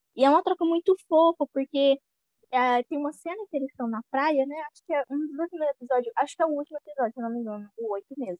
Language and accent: Portuguese; Ceará, Brazil; E eu sou do Ceará